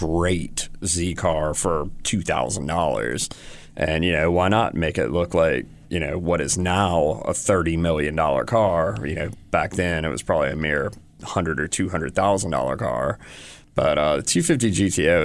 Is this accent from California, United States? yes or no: no; Michigan, United States; moved away; I'm from Michigan